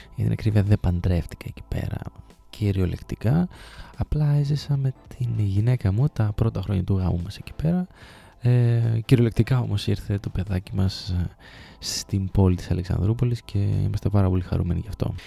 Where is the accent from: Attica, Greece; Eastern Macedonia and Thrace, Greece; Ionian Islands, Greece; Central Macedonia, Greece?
Central Macedonia, Greece; Thessaloniki; moved away as an adult; also born or lived in Trikala / Sparta; Γεννήθηκα και μεγάλωσα στη Θεσσαλονίκη μέχρι τα 18 μου χρόνια.